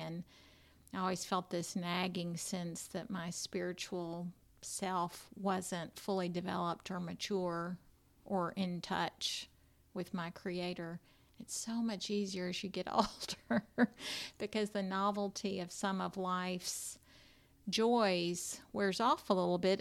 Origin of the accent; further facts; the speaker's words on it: United States; I grew up right here in Williamson County, and I went to private school right here